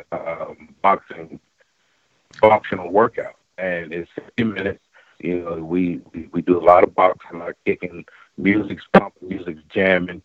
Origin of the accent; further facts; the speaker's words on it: right outside of Atlanta, Georgia, United States; I'm from Georgia, right outside of Atlanta